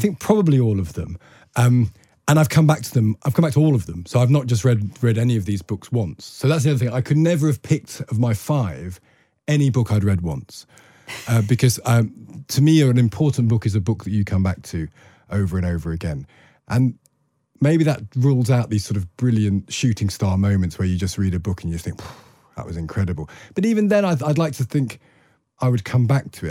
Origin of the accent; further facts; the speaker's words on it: Loughborough, East Midlands, United Kingdom; I came from Loughborough